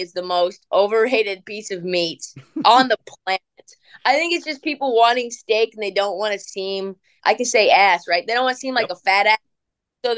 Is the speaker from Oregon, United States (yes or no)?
yes; Portland, Oregon, United States; I grew up in Portland. So I am a live for the Portland Trailblazer fan